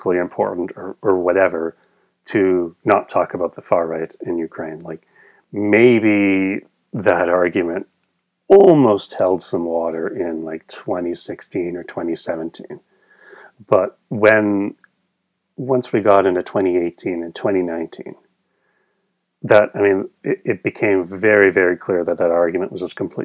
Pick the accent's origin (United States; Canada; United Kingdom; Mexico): Canada; I'm from Canada